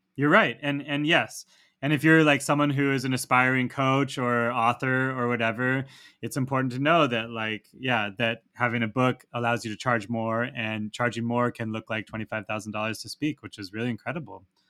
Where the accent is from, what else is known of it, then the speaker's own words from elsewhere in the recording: Santa Barbara, California, United States; I am from Santa Barbara, California